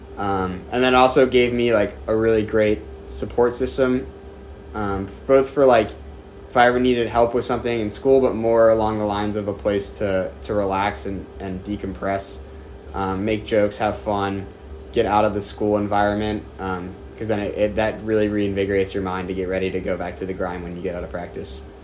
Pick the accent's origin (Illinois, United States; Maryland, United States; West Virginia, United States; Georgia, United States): Maryland, United States; Bel Air; moved away as an adult; now in Annapolis, United States; I'm from Bel Air, Maryland. I actually played club at Navy AC uh, since middle school